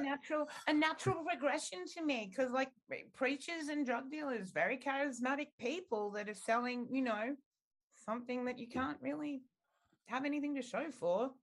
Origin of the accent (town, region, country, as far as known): Australia